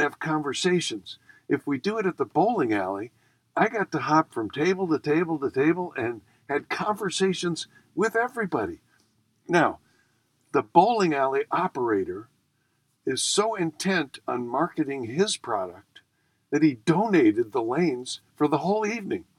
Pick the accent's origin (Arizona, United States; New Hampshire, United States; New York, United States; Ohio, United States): New York, United States; Buffalo; I grew up in Buffalo, and Buffalo's essentially the Midwest